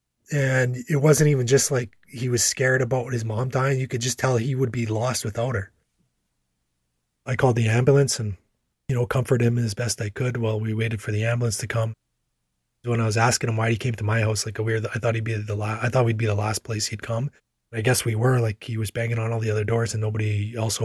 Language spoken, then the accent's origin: English; La Ronge, Saskatchewan, Canada; now in Saskatoon, Canada; I grew up in LaRonge.